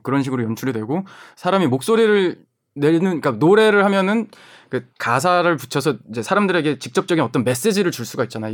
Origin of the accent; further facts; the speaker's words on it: South Korea; 저희 한국에서 왔다니까